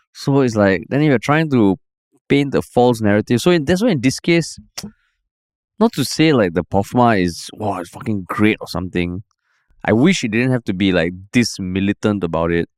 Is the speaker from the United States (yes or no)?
no; Singapore; you meet another Singaporean or you hear a Singaporean accent abroad